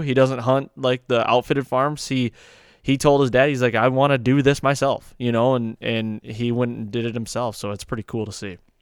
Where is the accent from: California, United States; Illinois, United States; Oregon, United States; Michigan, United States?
Michigan, United States; I'm coming from Michigan here.